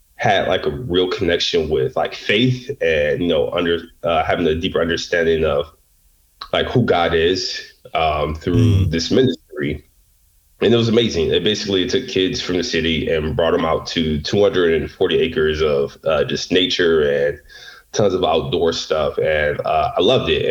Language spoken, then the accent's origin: English; Detroit, Michigan, United States; I grew up um, in the inner city of Detroit